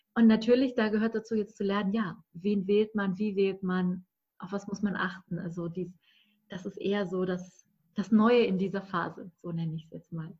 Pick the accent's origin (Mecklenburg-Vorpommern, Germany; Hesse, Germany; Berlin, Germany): Berlin, Germany; ich komme aus Berlin